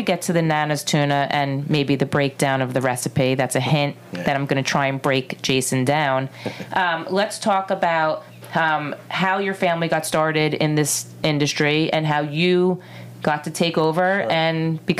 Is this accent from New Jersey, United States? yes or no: yes; Livingston, New Jersey, United States; I was born and bred in Livingston, New Jersey